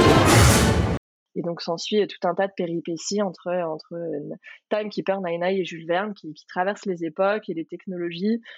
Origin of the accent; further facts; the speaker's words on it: France; chez nous en France